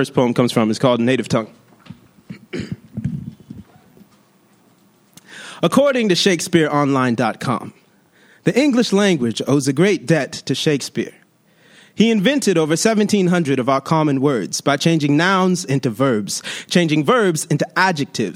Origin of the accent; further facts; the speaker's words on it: Long Beach, California, United States; I'm from Long Beach